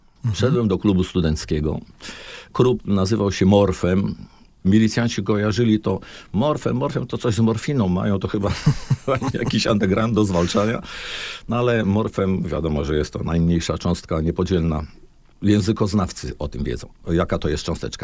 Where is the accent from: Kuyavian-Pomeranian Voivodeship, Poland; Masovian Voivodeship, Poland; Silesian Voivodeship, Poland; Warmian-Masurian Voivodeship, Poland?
Warmian-Masurian Voivodeship, Poland; Olsztyn; u nas w Olsztynie